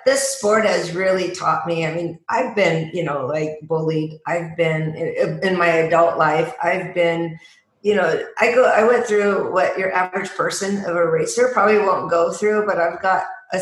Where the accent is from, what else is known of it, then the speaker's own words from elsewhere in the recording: Seattle, Tacoma, Washington, United States; moved away; I was born and raised in Seattle, Tacoma, Washington